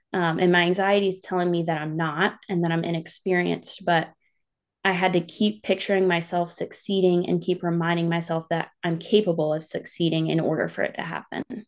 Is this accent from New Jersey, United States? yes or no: no; Clover, South Carolina, United States; I'm from a small town called Clover. It's in South Carolina. Um, I've grown up there most of my life